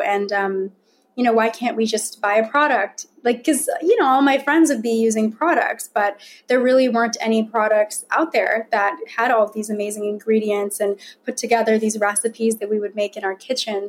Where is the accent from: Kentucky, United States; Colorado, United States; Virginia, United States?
Virginia, United States; although I was born in Virginia, raised in Virginia